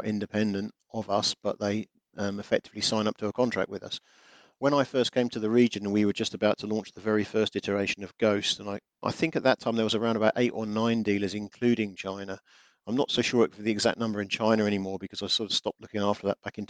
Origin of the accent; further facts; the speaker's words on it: England, United Kingdom; being English